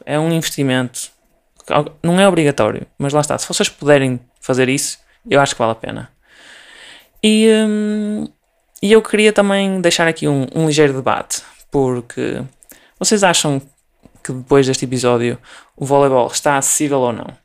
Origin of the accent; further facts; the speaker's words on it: Portugal; sendo portuguesa